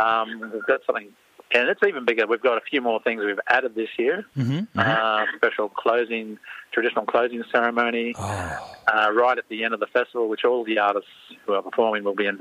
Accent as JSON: {"language": "English", "area": "Murray Island, Torres Strait", "region": "Queensland", "country": "Australia", "moved": "yes", "said": "I'm originally from Queensland, from Murray Island in the Torres Straits."}